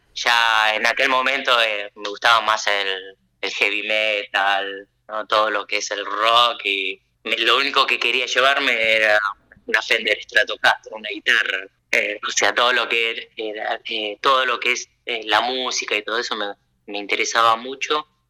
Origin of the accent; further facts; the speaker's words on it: La Plata, Buenos Aires Province, Argentina; moved away as an adult; now in Japan; yo nací, crecí, me eduqué allá en la Argentina